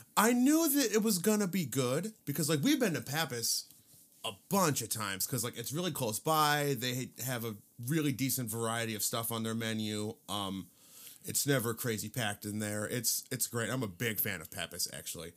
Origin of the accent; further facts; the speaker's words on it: Cedar Lake, Indiana, United States; I grew up in Cedar Lake, and, uh, I actually lived very, very close to Harry O's